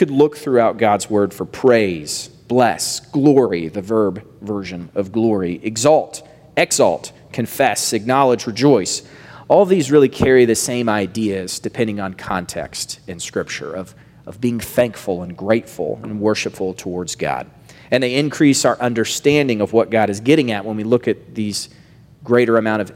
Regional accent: the South, United States; I grew up in the South

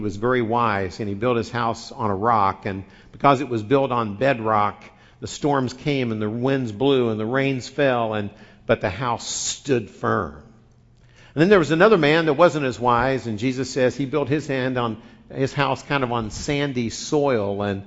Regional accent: Midwest, United States; moved away; I grew up in the Midwest

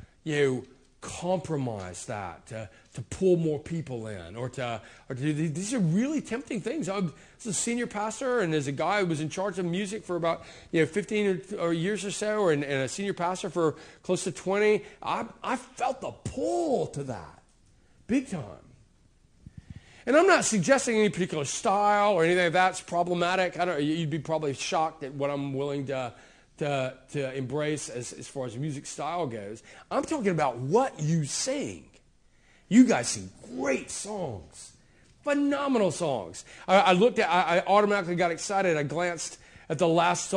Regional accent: United States; I was raised, I'm an American

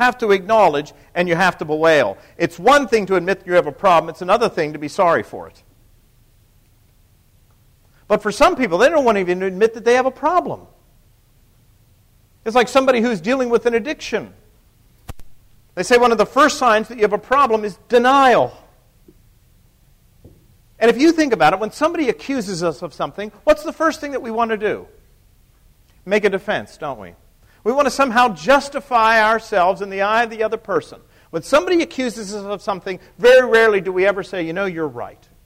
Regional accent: Pennsylvania, United States; I think most of you know I'm from Pennsylvania.

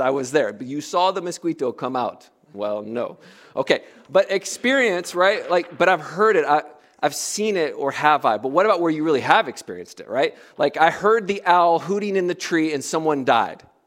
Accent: United States; moved away as an adult; also born or lived in Africa; as an American

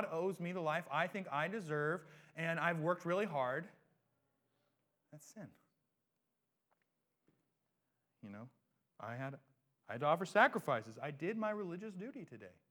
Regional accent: United States; we have a sense of self-determination as Americans

